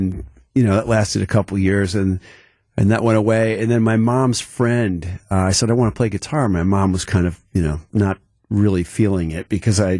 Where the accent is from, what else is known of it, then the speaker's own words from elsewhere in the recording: Mequon, Wisconsin, United States; also born or lived in Milwaukee east side; I grew up actually on the east side initially, and then my folks moved out to Mequon where I encountered the ravine